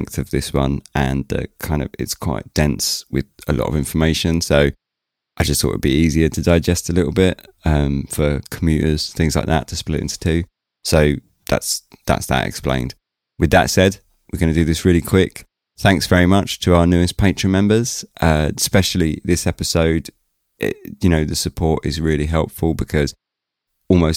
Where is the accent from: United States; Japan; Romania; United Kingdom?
United Kingdom; accent: British; I kept speaking with a British accent